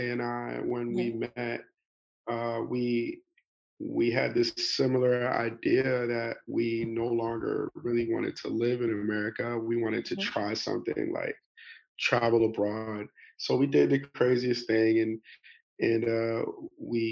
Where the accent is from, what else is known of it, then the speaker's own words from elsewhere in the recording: New York City, New York, United States; moved away as an adult; now in Atlanta, United States; I'm originally from New York City